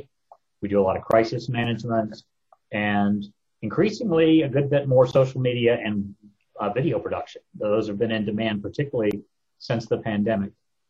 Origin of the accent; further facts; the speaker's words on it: Decatur, Georgia, United States; also born or lived in Atlanta; I'm a native Atlantan. I was born in what was Crawford Long, now I'm in Midtown. Grew up in a newspaper family in Decatur.